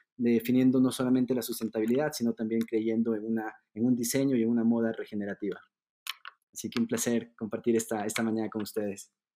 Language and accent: Spanish; Ecuador; also born or lived in Germany; Yo soy de Ecuador